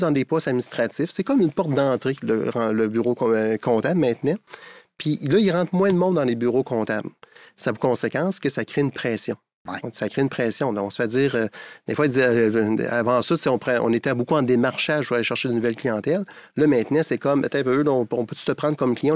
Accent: Montmagny, Quebec, Canada; je suis originaire de Montmagny

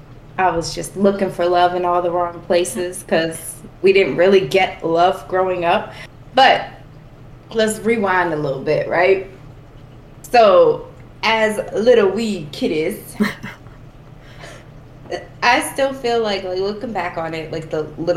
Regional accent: Boston, Massachusetts, United States; people always ask, like, where are you guys from? And I'm always like, Southie, because that was the majority of time where we spent.

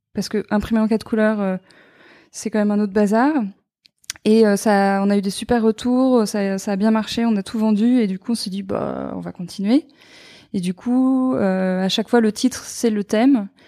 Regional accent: Normandy, France; j'ai grandi donc en Normandie au bord de la mer

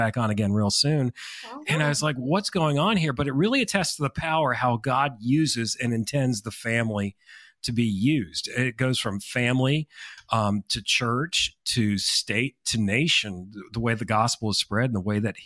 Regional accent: Connecticut, United States; I'm from Connecticut

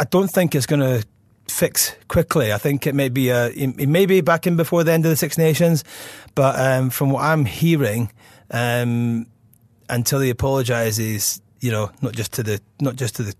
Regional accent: Scotland, United Kingdom; as a Scotsman

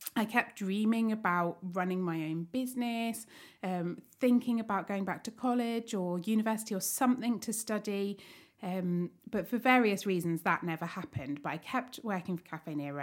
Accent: Staplehurst, South East England, United Kingdom; I li-, grew up in Staplehurst

